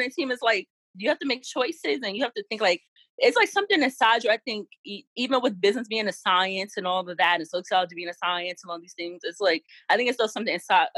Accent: New York City, New York, United States; I'm from the South Bronx

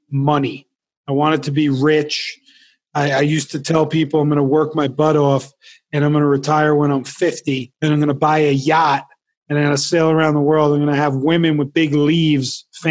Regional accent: New Jersey, United States; I grew up in New Jersey

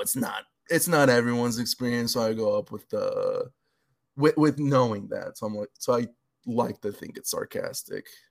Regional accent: Los Angeles, California, United States; moved away as an adult; also born or lived in San Bernardino; now in Seattle, United States; I grew up in LA, San Bernardino

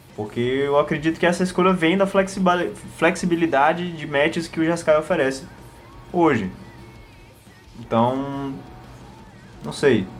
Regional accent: Northeast Region, Brazil; a gente é do Nordeste e a gente fala Diabo

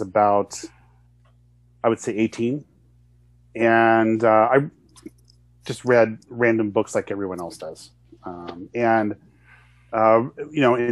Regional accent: United States; I'm an American

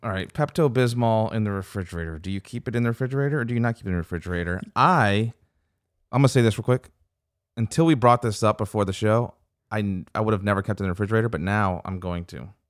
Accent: Louisiana, United States; also born or lived in Pontiac, Michigan / Flint, Michigan; moved down to Louisiana when I was five or six

